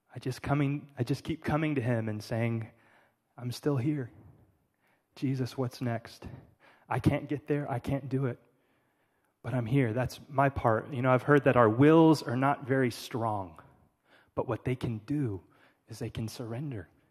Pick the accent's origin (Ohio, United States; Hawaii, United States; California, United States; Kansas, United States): California, United States; I'm from California